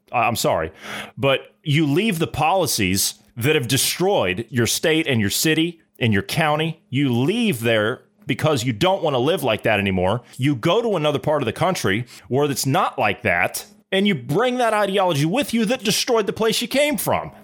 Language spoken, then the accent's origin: English; Ohio, United States; I come from Ohio.